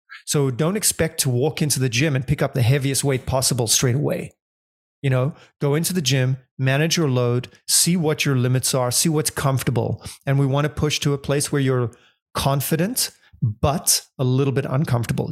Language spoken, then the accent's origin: English; Johannesburg, Gauteng, South Africa; moved away as an adult; also born or lived in London / Argentina / Indonesia; I grew up in South Africa in Johannesburg